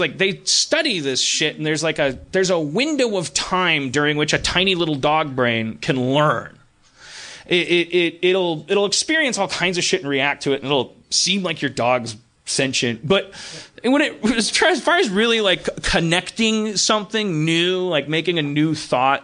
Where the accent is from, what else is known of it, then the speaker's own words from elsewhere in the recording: Milwaukee, Wisconsin, United States; growing up in Milwaukee